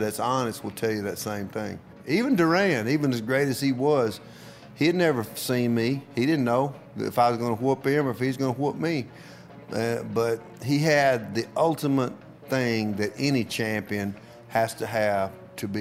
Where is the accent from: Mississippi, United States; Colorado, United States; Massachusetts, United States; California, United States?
Mississippi, United States; Tupelo; Tupelo, my hometown